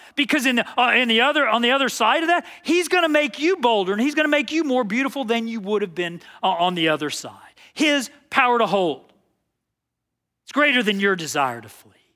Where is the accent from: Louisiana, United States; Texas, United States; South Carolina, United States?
Texas, United States; I was from Texas